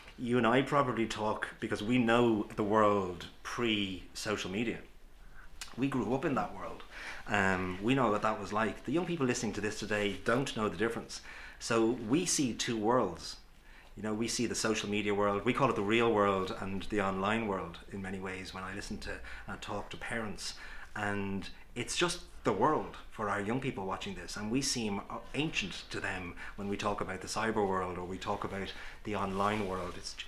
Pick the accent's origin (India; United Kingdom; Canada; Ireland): Ireland; Many of us growing up in Ireland, going back 20, 30, 40 years